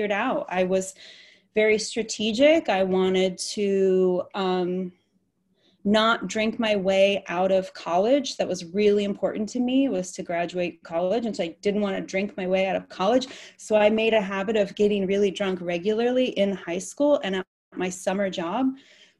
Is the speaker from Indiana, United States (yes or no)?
no; Michigan, United States; moved away as an adult; I grew up in the Midwest in Michigan